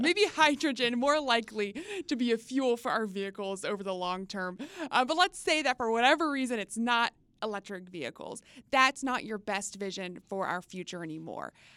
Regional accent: Texas, United States; now in Washington, D.C. area, United States; quintessential summer growing up in Texas

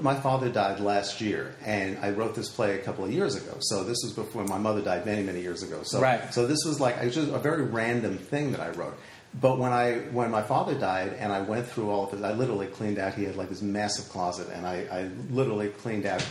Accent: Valley Stream, New York, United States; I grew up on Long Island and in a town called Valley Stream

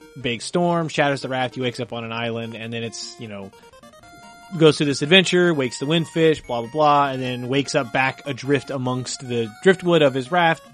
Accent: near Paducah, Kentucky, United States; As someone growing up near Paducah, Kentucky

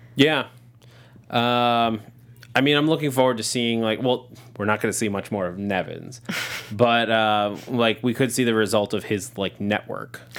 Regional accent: near Sleepy Hollow, New York, United States; I grew up right near Sleepy Hollow, like two towns over

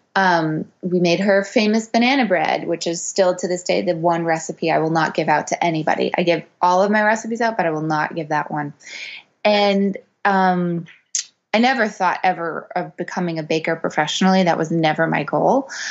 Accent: Montreal, Quebec, Canada; I'm from Montreal originally

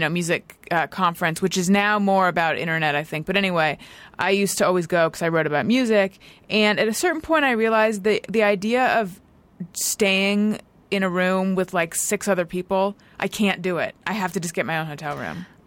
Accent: Orange County, California, United States; growing up in Orange County

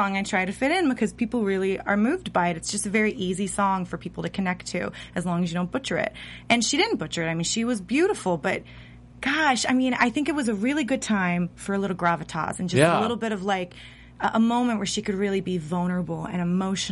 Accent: the South, United States; I'm from the South.

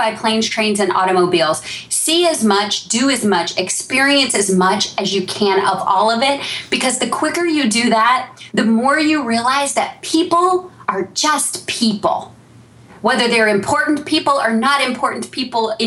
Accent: Texas, United States; I'm from Texas

